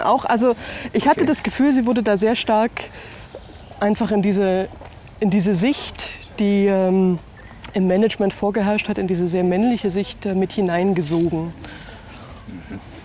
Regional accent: Germany; moved away as an adult; also born or lived in Bavaria; an manchen Punkten doch in einem anderen Land groß geworden. Ich bin in der DDR geboren

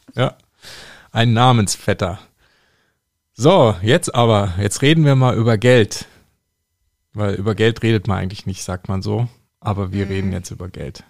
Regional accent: North Rhine-Westphalia, Germany; mein Heimatbundesland, nämlich ähm, Nordrhein-Westfalen. Da komme ich ja her

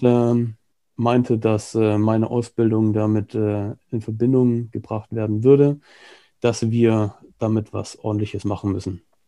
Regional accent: Germany; moved away as an adult; also born or lived in United Kingdom / Hong Kong / Singapore / Australia; now in Barcelona, Spain; ich bin äh, halber Brite, halber Deutscher, habe mein halbes Leben in Deutschland verbracht

